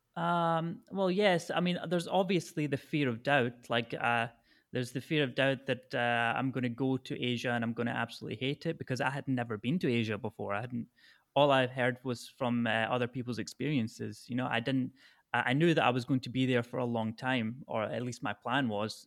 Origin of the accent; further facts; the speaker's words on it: Falkirk, Scotland, United Kingdom; moved away as an adult; also born or lived in Thailand; now in Hanoi, Vietnam; I grew up in the Falkirk area of Scotland